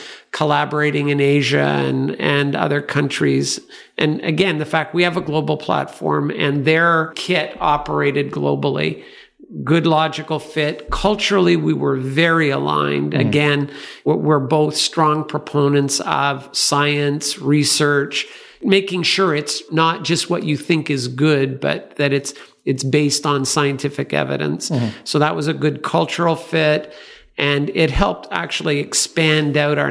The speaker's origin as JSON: {"language": "English", "country": "Canada", "said": "coming from Canada"}